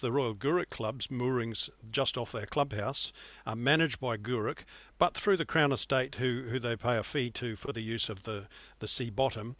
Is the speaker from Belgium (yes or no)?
no; New Zealand; also born or lived in Western Australia / Iceland; now in Scotland, United Kingdom; I'm originally from New Zealand. Some will detect that in my accent. It's certainly not a Scottish accent, though I've lived here for nearly twenty-five years.